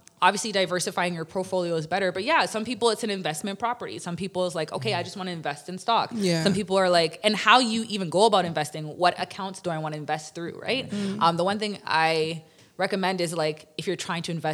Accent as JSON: {"language": "English", "town": "Toronto", "region": "Ontario", "country": "Canada", "tie": "born or raised there", "said": "as a young girl, I grew up in Toronto community housing"}